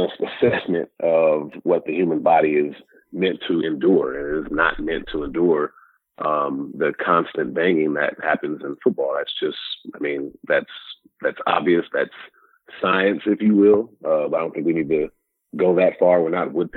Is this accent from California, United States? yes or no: yes; Sacramento, California, United States; growing up in Sacramento